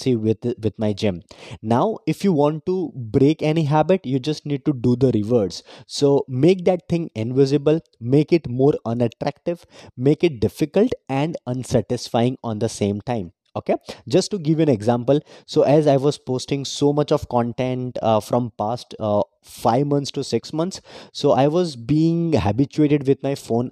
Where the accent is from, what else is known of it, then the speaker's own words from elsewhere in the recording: Vadodara, Gujarat, India; I am from Vadodara, Gujarat